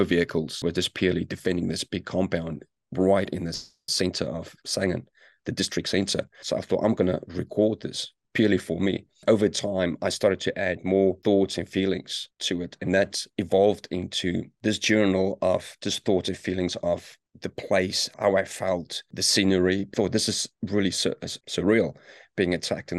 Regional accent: South Africa; moved away as an adult; also born or lived in United Kingdom; now in New Zealand; born and raised in South Africa, I left the country, was in 2000

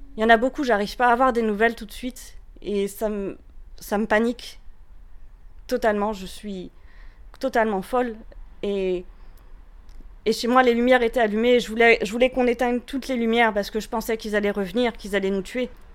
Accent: France; also born or lived in Paris; now in Rennes, France; Je suis française, c'est quelque chose qui est plus qu'important pour moi.

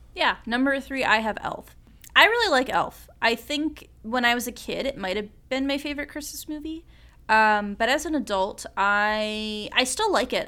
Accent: suburban Midwest, United States; someone from a, w, like, a suburban Midwestern ta, like, city area

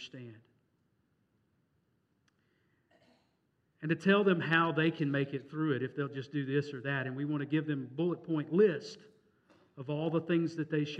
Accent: Mississippi, United States; moved away; I'm from Mississippi

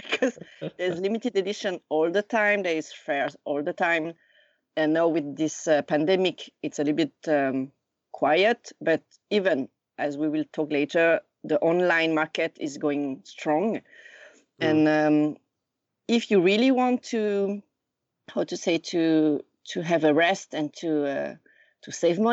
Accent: Lausanne, Vaud, Switzerland; moved away as an adult; now in Tokyo, Japan; I was born and raised in Lausanne, Switzerland, in the French part.

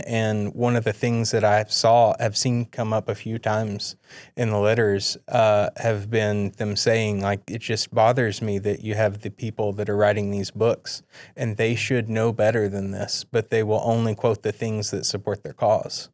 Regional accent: East Tennessee, United States; moved away; also born or lived in Edinburgh; I'm from East Tennessee, and uh, in our area where I lived, the other churches around were either King James King James only ish, or liberal

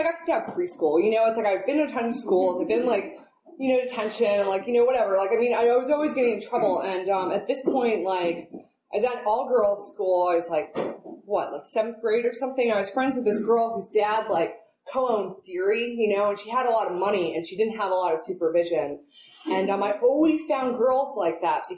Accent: New York City, New York, United States; now in Oakland, United States; I'm originally from New York City. I was born and raised in Manhattan

